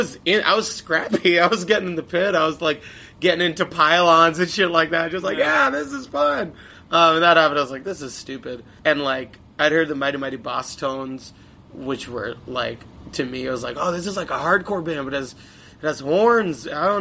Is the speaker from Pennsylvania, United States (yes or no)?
no; Long Island, New York, United States; Long yeah, Long Island was awesome for that.